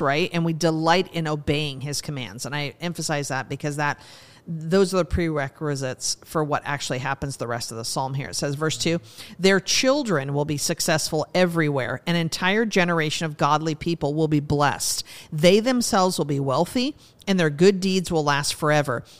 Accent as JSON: {"language": "English", "region": "Montana", "country": "United States", "tie": "born or raised there", "moved": "yes", "said": "I grew up in Montana, so I, you know, started skiing when I was four or five years old"}